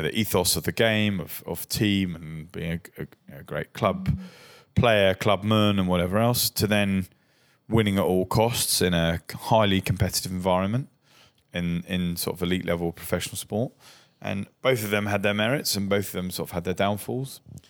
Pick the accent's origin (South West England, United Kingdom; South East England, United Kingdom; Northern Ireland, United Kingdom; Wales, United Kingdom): South East England, United Kingdom; Brighton; born or raised there